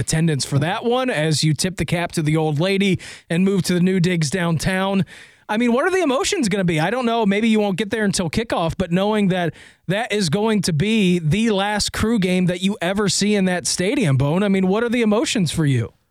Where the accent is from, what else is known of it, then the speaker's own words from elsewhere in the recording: Dayton, Ohio, United States; I grew up in Dayton, only an hour and a half away